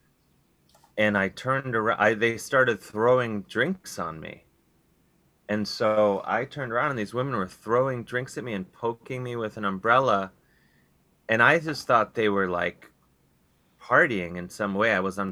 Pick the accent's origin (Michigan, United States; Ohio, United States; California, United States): Ohio, United States; Cleveland; moved away; I'm from Cleveland originally